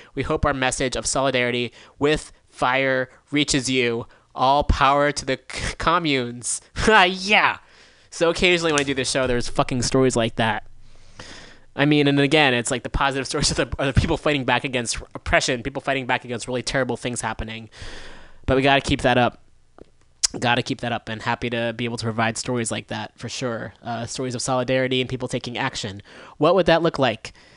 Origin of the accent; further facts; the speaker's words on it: Bay Area, California, United States; I grew up in the Bay Area